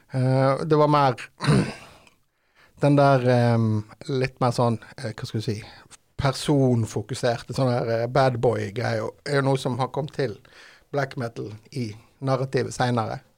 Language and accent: Norwegian; Haugesund, Rogaland, Norway; Vi kommer fra Haugesund, jeg og vokalist eh, …